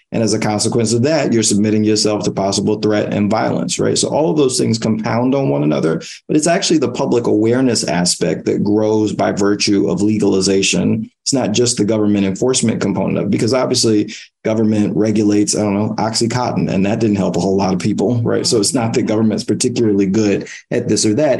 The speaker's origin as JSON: {"language": "English", "town": "New York City", "region": "New York", "country": "United States", "tie": "born or raised there", "said": "I grew up in East Harlem in the 1990s"}